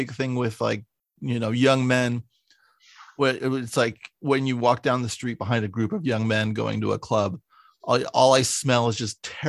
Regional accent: suburb of San Francisco, California, United States; I grew up in a small suburb of San Francisco

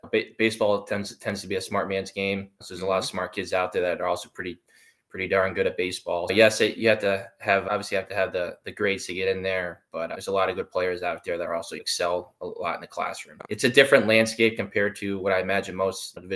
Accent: Simsbury, Connecticut, United States; moved away as an adult; also born or lived in Hartford, Connecticut / Ohio / Massachusetts; now in Dayton, United States; I grew up in Simsbury, Connecticut

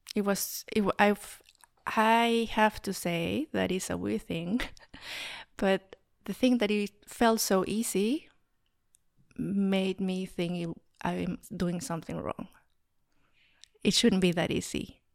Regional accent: Mexico City, Mexico; moved away as an adult; now in Berlin, Germany; I was raised in Mexico City

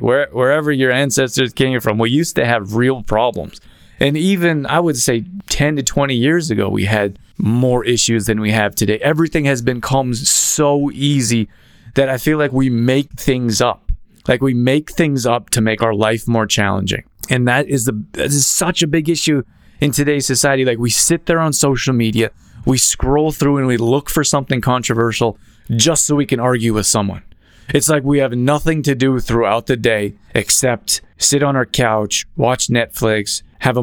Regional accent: Calgary, Alberta, Canada; moved away; also born or lived in Los Angeles; I grew up in Calgary, Alberta

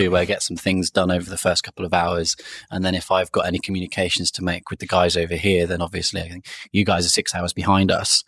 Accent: Cornwall, South West England, United Kingdom; moved away as an adult; also born or lived in Sheffield; now in London, United Kingdom; originally, I'm from a county called Cornwall, which is in England, southwest of England.

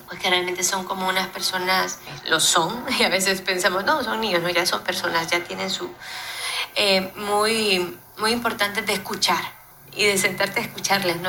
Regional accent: El Salvador; yo soy salvadoreña

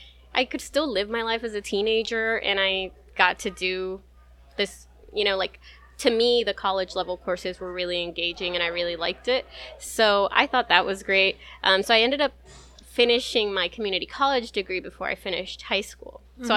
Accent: Gilroy, California, United States; also born or lived in San Luis, Arizona; So that's why I was born in Gilroy. They were working in the garlic fields. Gilroy is the garlic capital of the United States. So we moved about every 6 to 9 months between Gilroy, California, and this place called San Luis, Arizona

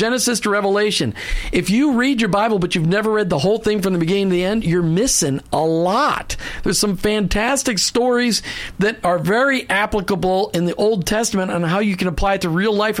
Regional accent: Minneapolis, Minnesota, United States; moved away; I grew up in Minneapolis, and I became a Christ follower in 79

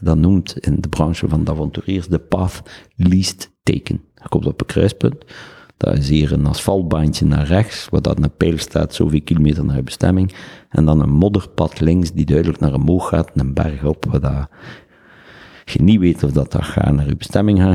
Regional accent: Ghent, Flanders, Belgium; Ik ben opgevoed bij de Jesuites in Barbara College

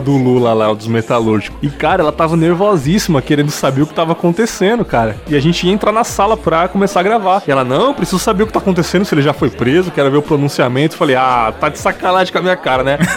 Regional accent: São Paulo, Brazil; now in Espírito Santo, Brazil; nasci em São Paulo capital

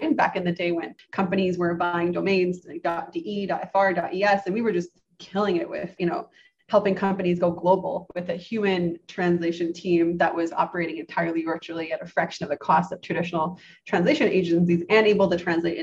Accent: Canada; I grew up in Canada

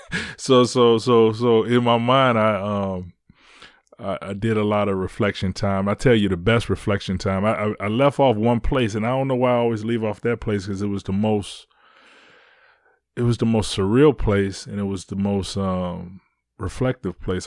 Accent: Detroit, Michigan, United States; I live in Detroit. I'm from Detroit

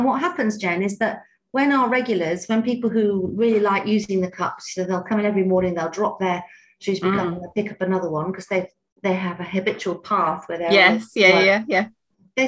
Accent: United Kingdom; we're quite British

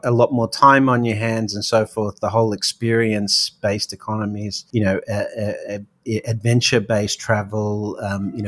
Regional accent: Australia; now in New York, United States; being an Aussie offshore

